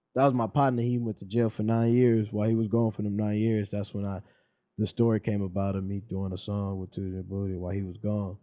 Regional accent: Los Angeles, California, United States; I'm from South Central Los Angeles. I'm from Mid City, though, Midtown.

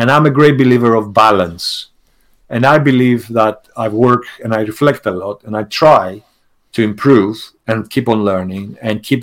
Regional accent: Greece; English is a second language; also born or lived in England; now in United Kingdom; I hold a British passport, but actually I'm Greek.

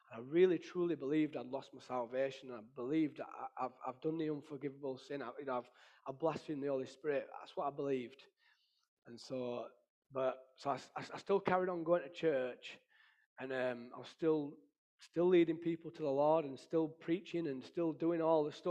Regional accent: Ireland; Because obviously, being Irish and that, we drink and fight, that's what we do.

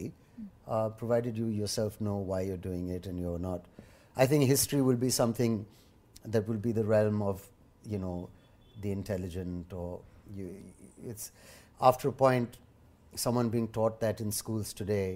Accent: India; me as an Indian

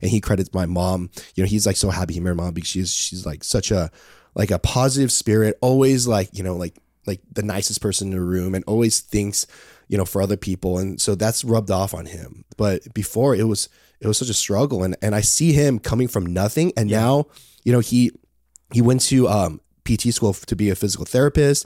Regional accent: Palos Verdes, California, United States; also born or lived in Torrance, California; we have a, a, house up there, and that's where I grew up

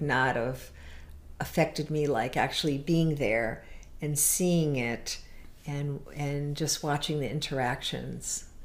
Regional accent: Connecticut, United States; moved away as an adult; now in Door County, Wisconsin, United States; originally, um, I'm from Connecticut

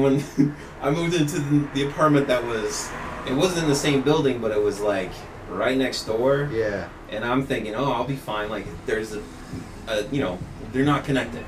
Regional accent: Topeka, Kansas, United States; also born or lived in Worcester, Massachusetts; now in Massachusetts, United States; so I'm originally from the Westboro Baptist Church. I was born and raised there.

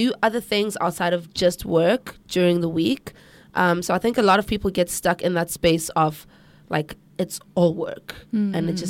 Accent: South Africa; now in South Korea; South Africa.

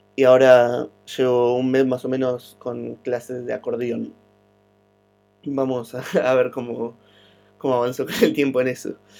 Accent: Argentina; also born or lived in Guatemala; después me vine a vivir a la Argentina en el 2010, en abril

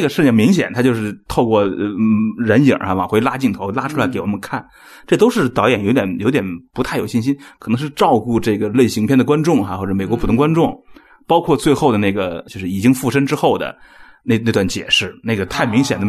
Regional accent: China; 我们中国人感觉是凄厉的

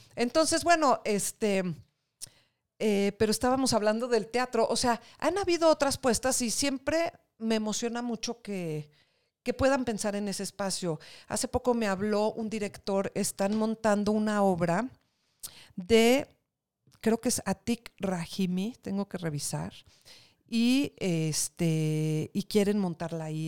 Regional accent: Mexico; somos mexicanos y que somos una parte más de este país

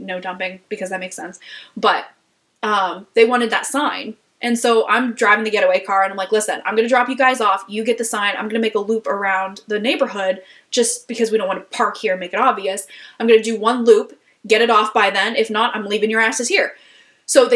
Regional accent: St. Clairsville, Ohio, United States; moved away; my hometown

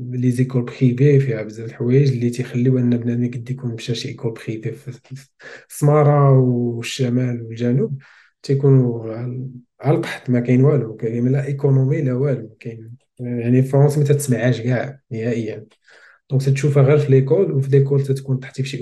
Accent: Smara, Laâyoune-Sakia El Hamra, Morocco; also born or lived in Beni Bouayach; ما قريتش فيها زاديت

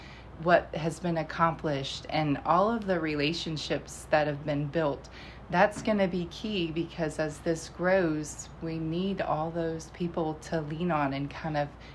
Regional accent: Virginia, United States; also born or lived in Iowa; Yes, definitely conservative, faith first. So it was kind of amazing when we moved from Iowa to Virginia.

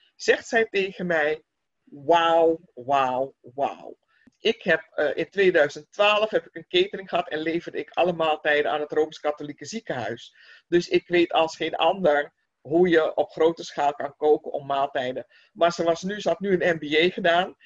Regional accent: Netherlands; wij als Nederlanders

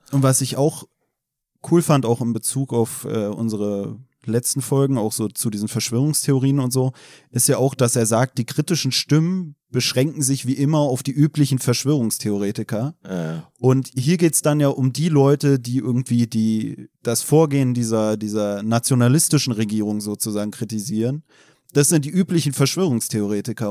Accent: Berlin, Germany; also born or lived in Chemnitz; ich komme aus Deutschland, äh, aus Berlin

